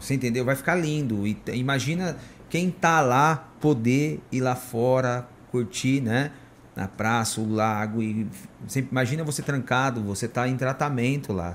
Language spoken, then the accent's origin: Portuguese; São Bernardo do Campo, São Paulo, Brazil; now in Indaiatuba, Brazil; a gente é de São Bernardo, o pessoal tudo trabalhando na Mercedes